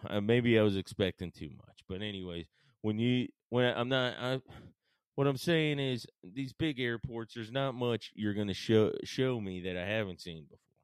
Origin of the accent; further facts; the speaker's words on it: Paulding County, Georgia, United States; moved away as an adult; also born or lived in Marietta, Georgia / Atlanta, Georgia; now in Nashville, United States; I'm actually born in Marietta and spent the the large majority of my life even further out than that in a place called Paulding County